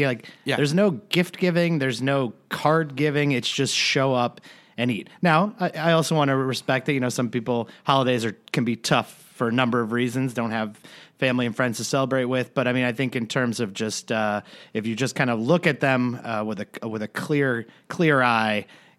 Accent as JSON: {"language": "English", "country": "Ireland", "said": "I'm Irish. It's okay."}